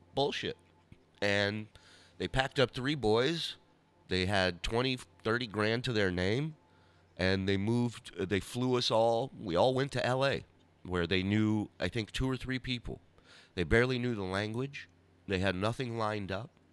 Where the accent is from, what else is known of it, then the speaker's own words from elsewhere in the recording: Los Angeles, California, United States; also born or lived in Arizona; we lived in, in the San Fernando Valley